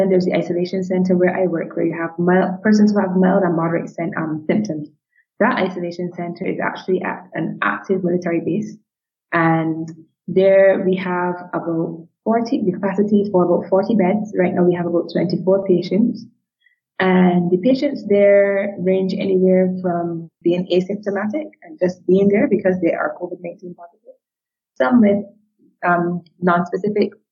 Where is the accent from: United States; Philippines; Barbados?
Barbados; We are a small country, 265,000 people and 166 square miles in size.